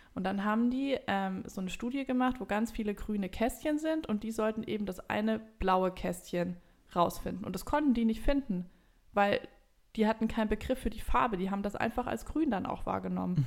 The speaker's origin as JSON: {"language": "German", "country": "Germany", "said": "wir jetzt als Deutsche"}